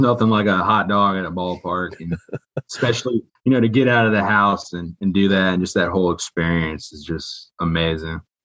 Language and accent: English; Raleigh, North Carolina, United States; also born or lived in Michigan; I'm from Michigan. Grew up in Raleigh